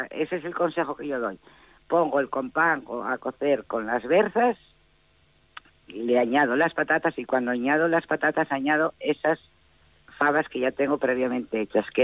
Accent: Pravia, Asturias, Spain; cuando yo vine, cuando me casé, que vine de Pravia, en Pravia la costumbre era fijar la berza muy menudina, muy menudina.

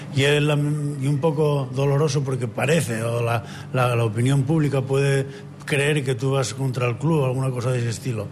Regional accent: Asturias, Spain; creo yo que como asturiano y como profesor de educación física esto no debe morir así

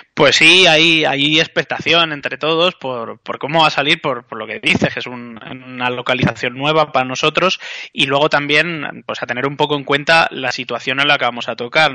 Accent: Béjar, Castile and León, Spain; somos de Bejar y estamos fuera

